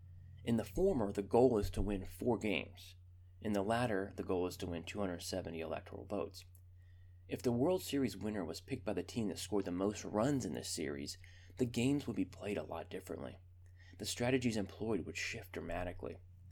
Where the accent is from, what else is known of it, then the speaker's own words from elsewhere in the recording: North Carolina, United States; my home state of North Carolina